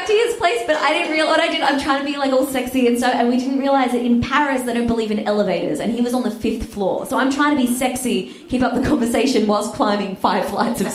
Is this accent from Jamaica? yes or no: no; Australia; I'm Australian, I barely speak English properly